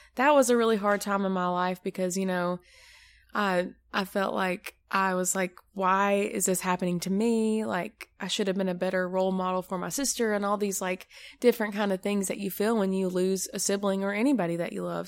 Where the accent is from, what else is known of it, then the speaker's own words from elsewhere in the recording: Maryville, United States; I am from Maryville, So not far from here.